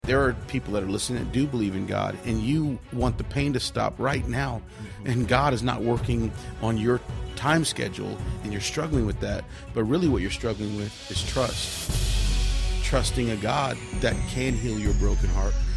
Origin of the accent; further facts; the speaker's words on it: Victoria, Texas, United States; moved away; also born or lived in California / Nashville; I was born in California, but I was raised in Victoria, Texas